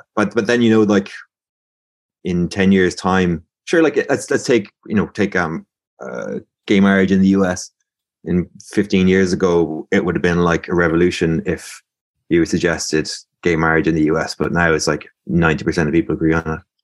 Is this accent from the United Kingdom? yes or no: no; Limerick, Munster, Ireland; I'm from Limerick, born and raised